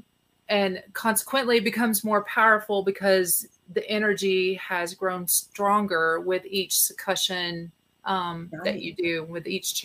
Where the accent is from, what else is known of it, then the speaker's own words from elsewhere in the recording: Texas, United States; I'm a Texan.